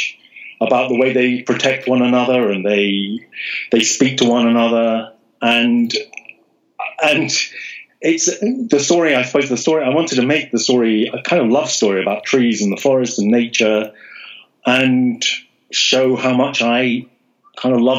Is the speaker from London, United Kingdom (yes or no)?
yes; London, United Kingdom; I live in London. I was born in London